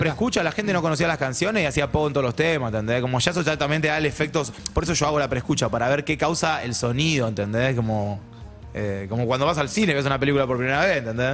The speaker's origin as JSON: {"language": "Spanish", "country": "Argentina", "said": "soy bien argentino"}